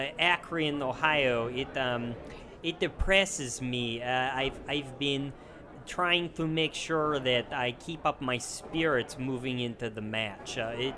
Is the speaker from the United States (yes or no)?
no; Serbia; Being in the bowling alleys as a kid when I come from Serbia, it was a nice treat to play the little arcade games